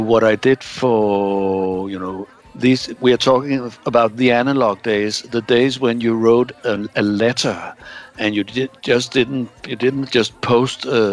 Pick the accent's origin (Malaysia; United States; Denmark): Denmark; Bornholm, Capital Region of Denmark; moved away as an adult; also born or lived in Roskilde; I was born on an island called Bornholm. I don't know where, if you know where it is, in the middle of the Baltic. And I grew up in the 60s and the early 70s living on this island